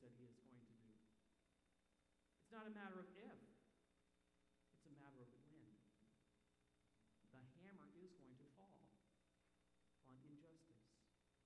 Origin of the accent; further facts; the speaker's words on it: Canada; moved away; as a Canadian